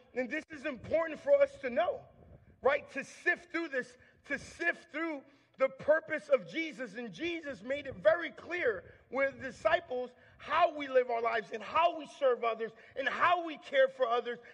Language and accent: English; Long Island, New York, United States; I grew up in Long Island, New York